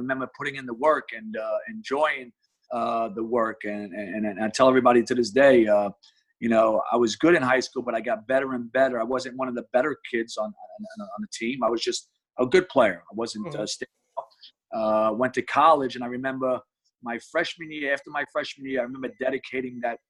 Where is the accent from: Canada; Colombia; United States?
United States; New York City, New York; I grew up in Brooklyn, New York, you know, playing the playgrounds in the Marine Park area where everybody plays